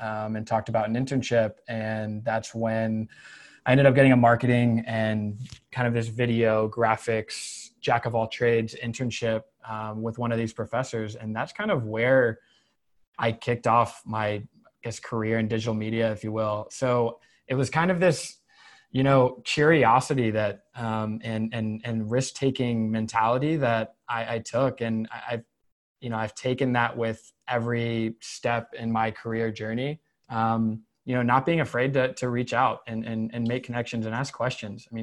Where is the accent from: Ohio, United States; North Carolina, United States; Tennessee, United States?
North Carolina, United States; Concord; also born or lived in Winston-Salem, North Carolina / Chapel Hill, North Carolina; I am originally from North Carolina, was born in Winston-Salem, grew up in the Concord area near Charlotte